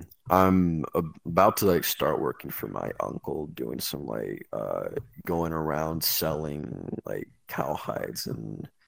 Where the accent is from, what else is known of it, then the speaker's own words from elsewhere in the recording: a little north of Dallas, Texas, United States; Well, I'm from Texas, like a little north of Dallas.